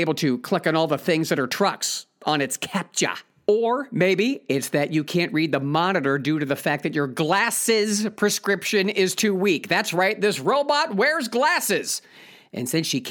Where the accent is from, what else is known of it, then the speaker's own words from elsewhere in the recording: Ohio, United States; my home state of Ohio